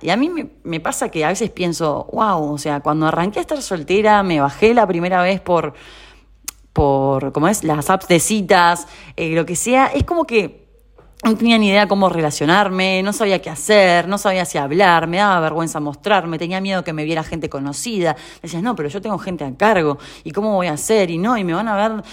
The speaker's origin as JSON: {"language": "Spanish", "country": "Uruguay", "also_born_or_lived": "Rosario, Argentina", "moved": "as an adult", "lives_now": "Buenos Aires, Argentina", "said": "soy uruguaya"}